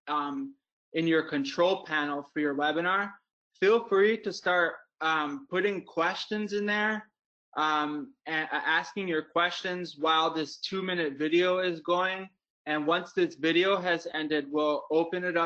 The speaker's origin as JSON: {"language": "English", "region": "Wisconsin", "country": "United States", "said": "And I'm from Wisconsin."}